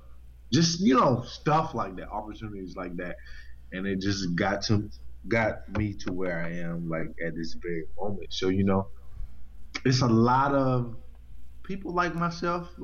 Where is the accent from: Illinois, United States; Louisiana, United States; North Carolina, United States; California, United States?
North Carolina, United States; moved away as an adult; also born or lived in DC, Maryland, Virginia area; now in DMV area, United States; Born and raised in North Carolina. Moved to this area, DMV area, like 5 years ago